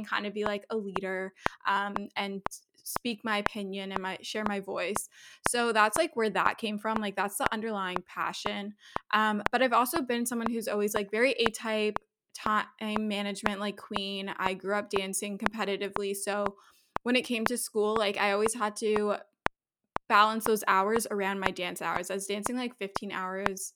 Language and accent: English; Toronto, Ontario, Canada; I'm from Toronto, Canada, so I'm a Canadian, although my parents are originally from South Africa